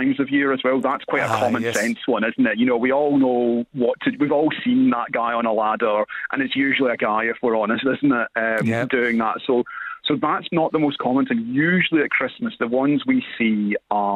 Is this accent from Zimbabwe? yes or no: no; Scotland, United Kingdom; I'm from Scotland